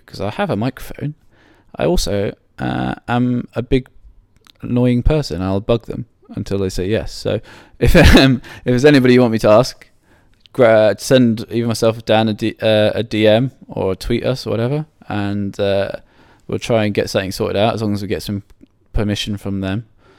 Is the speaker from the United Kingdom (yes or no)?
yes; United Kingdom; hopefully, as a British spectator, it'll be a successful championships.